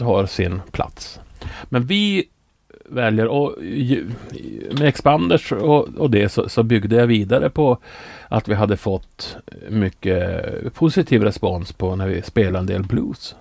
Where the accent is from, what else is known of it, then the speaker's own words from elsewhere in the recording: Norrbotten County, Sweden; jag har nu jobbat lite grann åt eh, regionen hemma i Norrbotten